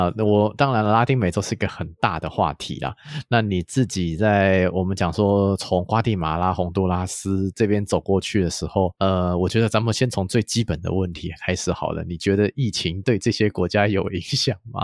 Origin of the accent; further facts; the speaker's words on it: Taiwan; 我们台湾人喜欢去日本嘛